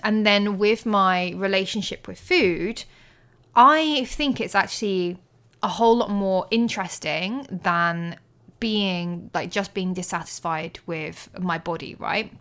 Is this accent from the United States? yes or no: no; Colchester, East of England, United Kingdom; Colchester, my hometown